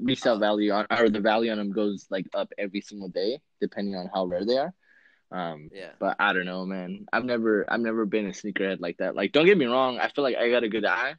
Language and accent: English; California, United States; I'm from Cali.